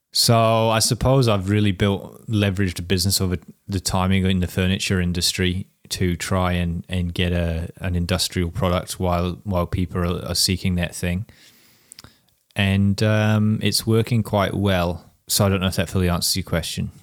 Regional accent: Whangarei, Northland, New Zealand; that's my hometown

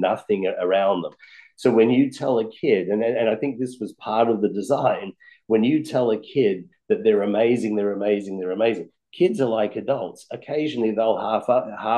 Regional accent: Australia; now in United States; I was born and raised in Australia, a very lucky country.

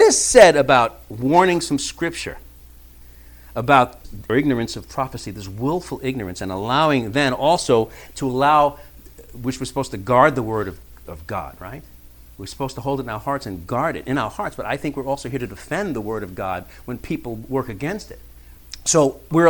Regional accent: New York City, New York, United States; growing up in New York City in the 70s

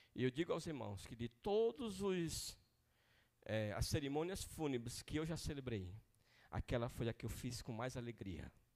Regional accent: Maranhão, Brazil; accent: maranhês; moved away; Lá na minha cidade, no Maranhão

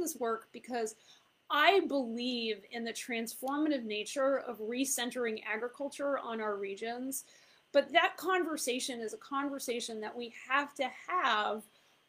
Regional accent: Fairfield County, Connecticut, United States; also born or lived in Mexico; I was raised in Fairfield County, Connecticut

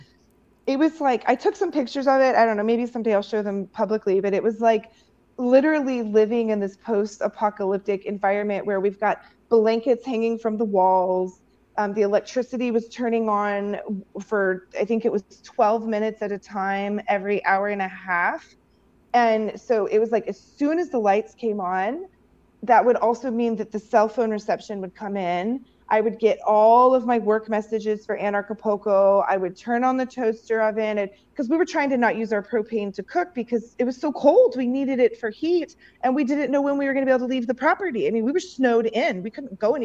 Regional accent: Missouri, United States; moved away; I grew up in Missouri where we got snow

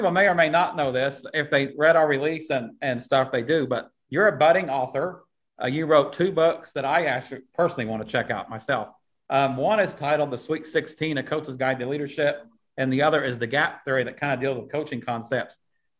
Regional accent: Wyandotte, Oklahoma, United States; coming from a small town. I grew up in Wyandotte, Oklahoma, in the northeast part of the state

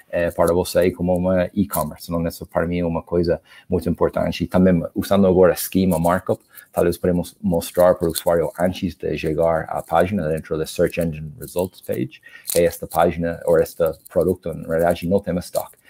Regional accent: Ireland; Portuguese is a second language; also born or lived in Argentina; now in Brazil; como vocês podem perceber pelo sotaque, eu não sou do Brasil, eu sou da Irlanda

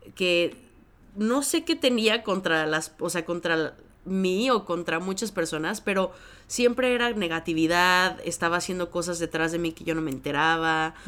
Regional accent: Mexico; now in Chicago, United States; yo vengo de México originalmente, ahora vivo en Chicago

